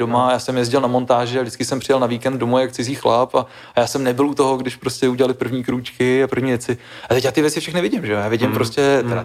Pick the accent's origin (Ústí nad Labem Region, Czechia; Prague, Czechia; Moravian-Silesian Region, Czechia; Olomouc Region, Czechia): Ústí nad Labem Region, Czechia; Žatec; Já jsem z no. Ústeckého kraje, Liťák je Ústecký kraj, sice trošku ten jiný Ústecký kraj, než ten, já jsem ze Žace, takový ten jako most Chomutov, Louny